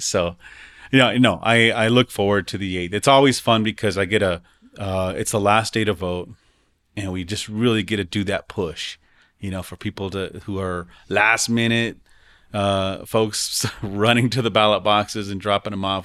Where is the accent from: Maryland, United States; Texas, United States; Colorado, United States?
Colorado, United States; Denver; growing up in the West Side